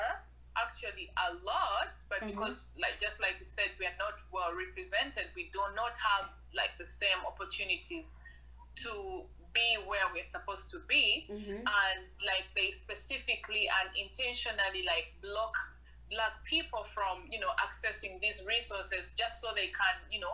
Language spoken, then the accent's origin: English; Uganda; now in Canada; I'm proudly Ugandan.